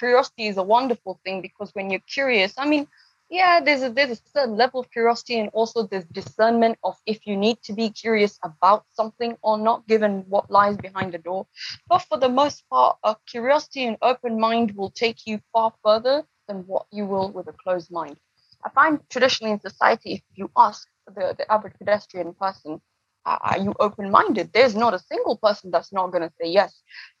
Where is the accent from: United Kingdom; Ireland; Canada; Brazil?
United Kingdom; London; born there; also born or lived in East Africa / United States / France; My mother is from Kenya. My dad is from Uganda. We're obviously based on South Asian origin. And I was born in London, but I also lived a lot of the time in East Africa. I've lived in the US and I've also lived in France as well.